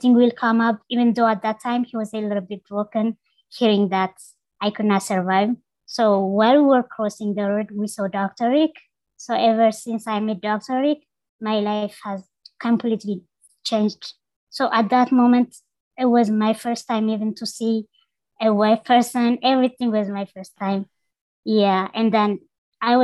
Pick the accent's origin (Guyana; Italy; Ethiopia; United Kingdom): Ethiopia; Belesa, Amhara; moved away; I was born in Ethiopia rural area. It's called Belesa in northern part of Ethiopia